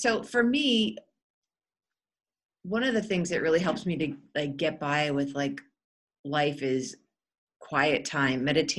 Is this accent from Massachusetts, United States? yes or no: yes; Massachusetts, United States; now in Pittsburgh, United States; so I live in Pittsburgh. I'm from Massachusetts, which is one of the states in the United States.